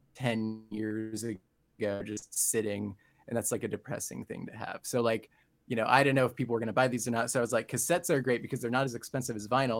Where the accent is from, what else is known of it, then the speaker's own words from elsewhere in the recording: San Diego, California, United States; I grew up in San Diego and currently live here